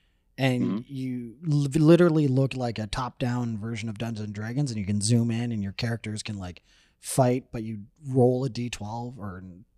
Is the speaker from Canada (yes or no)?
yes; Hamilton, Ontario, Canada; I was born in Hamilton.